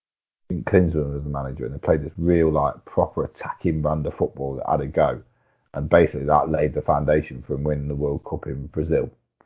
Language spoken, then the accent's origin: English; England, United Kingdom; we're English, aren't we?